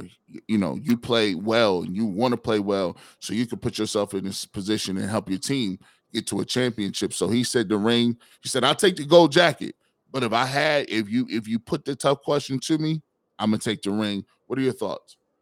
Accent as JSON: {"language": "English", "town": "Canton", "region": "Ohio", "country": "United States", "tie": "born or raised there", "said": "I'm a kid growing up in Canton. My, my bedroom, I could look, I, I could see the Pro Football Hall of Fame stadium"}